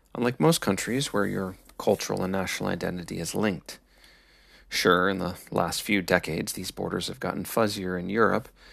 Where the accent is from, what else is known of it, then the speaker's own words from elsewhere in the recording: Midwest, United States; I am American with Midwestern Scandinavian influences